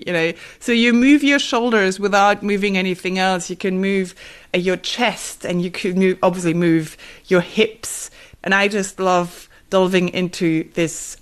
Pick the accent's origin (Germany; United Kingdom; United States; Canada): Germany; Marburg, Hesse; moved away as an adult; also born or lived in Münster, Germany; now in Paris, France; I grew up in Marburg